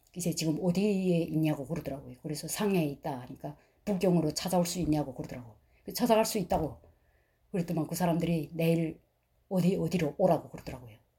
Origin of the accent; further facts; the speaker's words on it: North Korea; moved away as an adult; also born or lived in China; now in United States; 저희는 탈북자인데